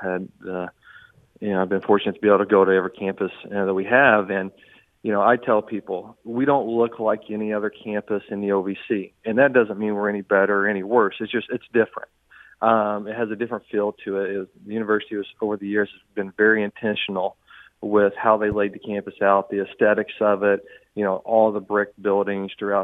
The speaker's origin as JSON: {"language": "English", "region": "Southern Indiana", "country": "United States", "tie": "born or raised there", "moved": "yes", "lives_now": "St. Charles, United States", "said": "I grew up in Southern Indiana"}